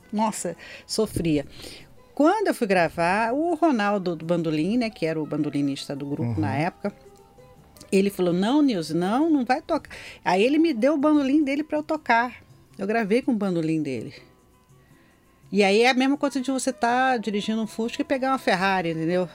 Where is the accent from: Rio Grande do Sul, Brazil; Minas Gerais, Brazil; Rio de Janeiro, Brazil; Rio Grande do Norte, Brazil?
Rio de Janeiro, Brazil; Nova Iguaçu; also born or lived in Belford Roxo / Anchieta, Rio de Janeiro; eu nasci em Belfor Roxo, que na uhum. época era, é, ainda fazia parte de Nova Iguaçu